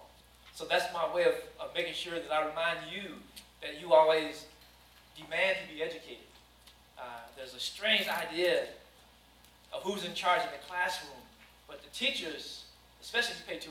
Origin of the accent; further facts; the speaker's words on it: Danville, Kentucky, United States; I grew up in Danville, Kentucky, a sports town